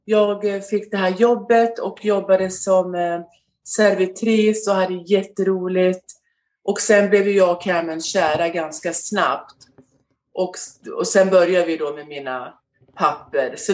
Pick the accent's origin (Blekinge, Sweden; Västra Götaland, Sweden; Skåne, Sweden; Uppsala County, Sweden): Skåne, Sweden; also born or lived in Västerås; now in United States; Eh, jag är född i Västerås och bodde där till jag var fem år. Och sen eh, när min mamma och pappa skilde sig så åkte vi ner till Skåne.